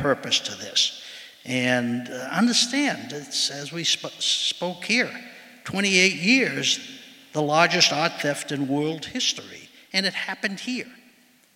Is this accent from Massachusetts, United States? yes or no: yes; Boston, Massachusetts, United States; I am the Boston boy. I grew up in Boston, went to public schools in Boston